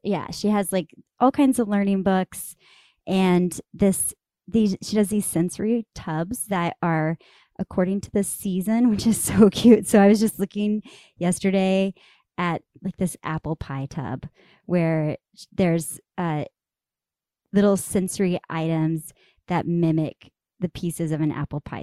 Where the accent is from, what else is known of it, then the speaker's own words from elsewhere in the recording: Amarillo, Texas, United States; moved away; my hometown in Amarillo, Texas